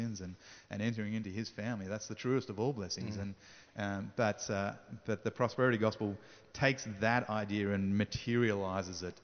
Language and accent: English; Sydney, New South Wales, Australia; moved away as an adult; now in Africa; I grew up in Sydney my whole life, mostly on the North Shore of Sydney